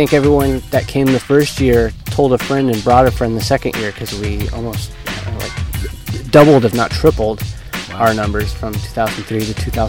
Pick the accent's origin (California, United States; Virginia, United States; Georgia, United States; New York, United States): California, United States; Northern; now in San Diego, United States; I just moved here. I was born here, so I guess I can actually say I was from here. But I lived up in Northern California for most of my life.